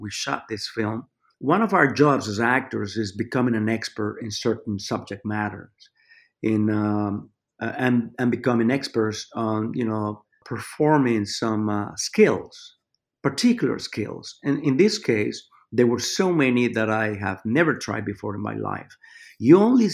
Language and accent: English; Mexico City, Mexico; also born or lived in New York; now in Los Angeles, United States; I grew up in Mexico City